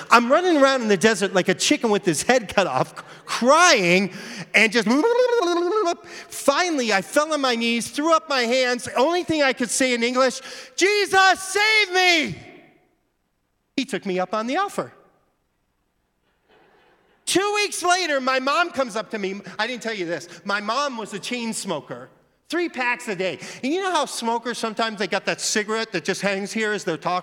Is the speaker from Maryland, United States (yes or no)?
no; Mesa, Arizona, United States; I grew up in Mesa, Arizona